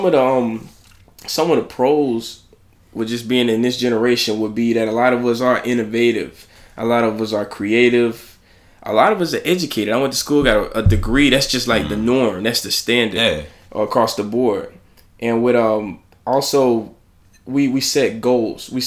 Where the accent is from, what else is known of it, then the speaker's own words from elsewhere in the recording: Alabama, United States; I'm from Alabama